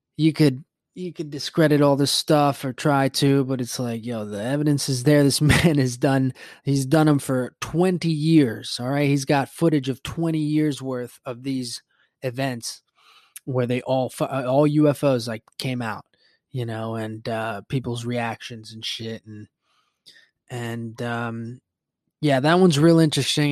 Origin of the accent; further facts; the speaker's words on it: Puerto Rico; growing up in Puerto Rico and the Caribbean